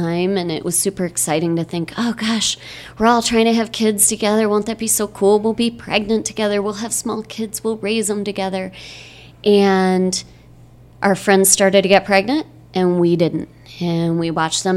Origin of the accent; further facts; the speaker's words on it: Michigan, United States; moved away as an adult; also born or lived in Bay Area, California; now in Chandler, United States; I grew up in Michigan and spent some time living in the Bay Area of California after college, and I'm now living in Chandler, Arizona